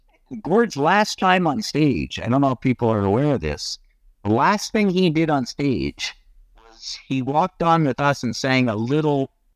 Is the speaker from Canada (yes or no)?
yes; Toronto, Ontario, Canada; also born or lived in Halifax, Nova Scotia; I grew up in Toronto